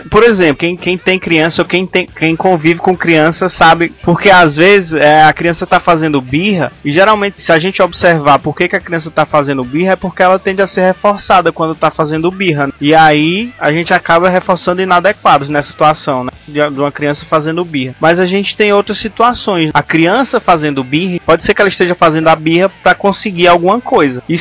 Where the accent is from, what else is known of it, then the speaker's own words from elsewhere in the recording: Ceará, Brazil; Não, pô, sou da Serra da Ibiapaba, rapaz.